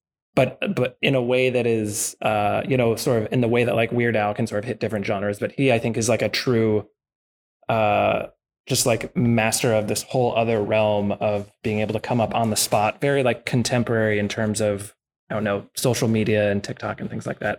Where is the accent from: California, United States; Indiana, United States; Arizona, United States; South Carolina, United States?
California, United States; East Bay; I grew up in Southern California for a little while, but then mostly in the East Bay and Martinez and Danville